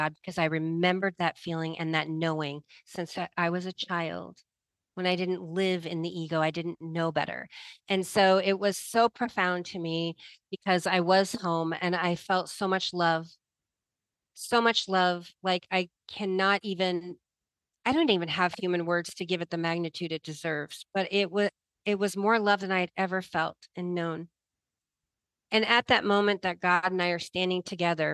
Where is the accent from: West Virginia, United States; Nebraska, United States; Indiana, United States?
Nebraska, United States; growing up in Nebraska in the middle, you know, in the country, not in the city